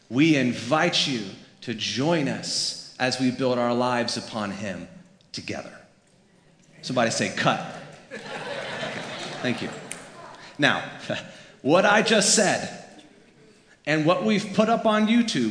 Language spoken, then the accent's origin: English; Florida, United States; moved away; was born and raised in Florida